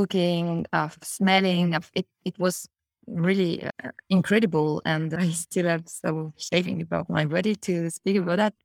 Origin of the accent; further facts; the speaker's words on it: Paris, Île-de-France, France; English is a second language; I'm coming from Paris, but all my family is coming from the south of France